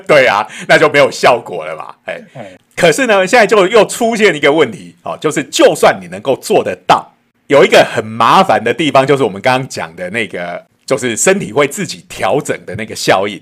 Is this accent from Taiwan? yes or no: yes; Taiwan; 我们台湾人